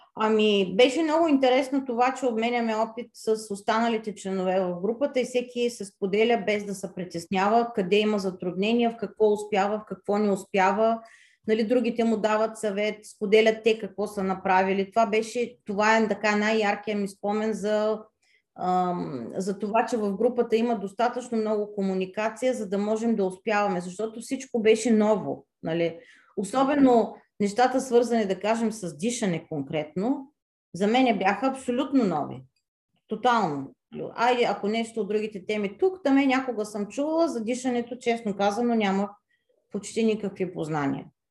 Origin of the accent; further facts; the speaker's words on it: Varna, Varna Province, Bulgaria; moved away as an adult; now in France; от Варна съм, от гръцката махала